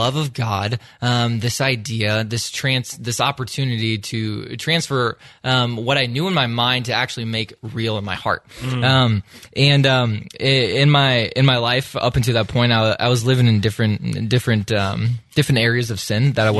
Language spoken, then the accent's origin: English; Iowa, United States; moved away; I grew up in the great state of Iowa